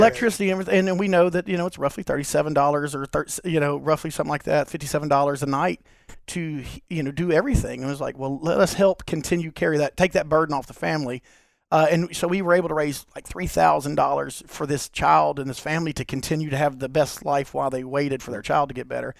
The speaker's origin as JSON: {"language": "English", "town": "Long Beach", "region": "Mississippi", "country": "United States", "tie": "born or raised there", "said": "I was born here in, uh, in Long Beach, Mississippi"}